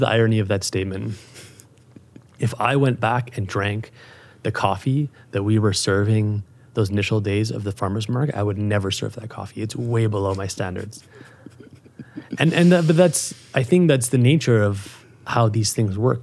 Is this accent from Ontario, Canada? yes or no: no; Calgary, Alberta, Canada; moved away as an adult; also born or lived in Europe; It's my hometown. It's where I grew up